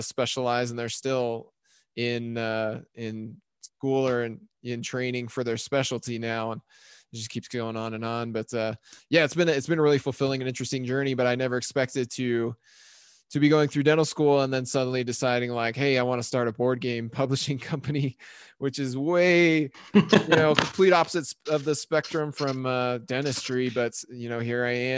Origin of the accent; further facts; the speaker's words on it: Logan, Utah, United States; Logan, Utah, my hometown